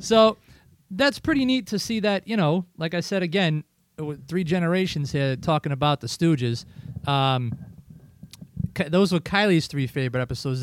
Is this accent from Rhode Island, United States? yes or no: yes; Riverside, Rhode Island, United States; I'm from Riverside